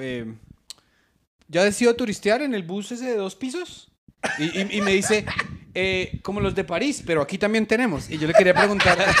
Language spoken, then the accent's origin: Spanish; Colombia; tenemos tradiciones como la colombiana de cuentería